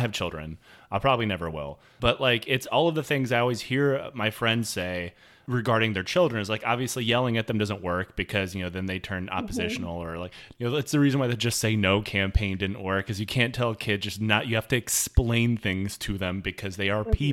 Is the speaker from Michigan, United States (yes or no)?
yes; Detroit, Michigan, United States; moved away; also born or lived in Seattle; being from Detroit